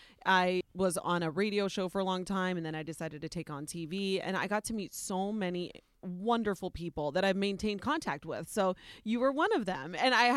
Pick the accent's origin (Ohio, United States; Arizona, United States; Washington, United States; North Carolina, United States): Ohio, United States; well, yeah, I was born and raised in Ohio. They said, but you're Spanish? And I was like, well, actually, no, I'm not Spanish. I'm Nicaraguan.